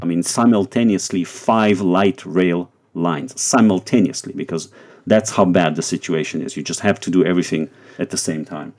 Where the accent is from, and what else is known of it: Israel